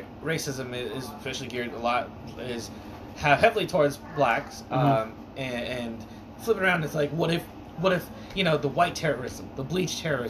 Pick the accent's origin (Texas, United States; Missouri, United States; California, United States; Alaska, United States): Alaska, United States; I don't have an accent. I was born and raised in Alaska